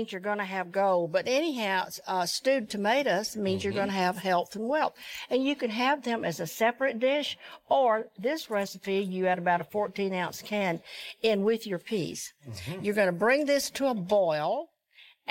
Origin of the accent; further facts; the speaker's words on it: Georgia, United States; I grew up in the South, grew up in Georgia